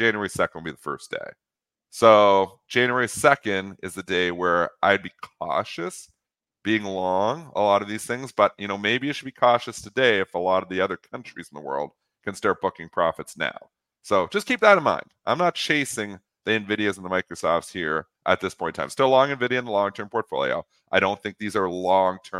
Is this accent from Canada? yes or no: yes; Canada; as a Canadian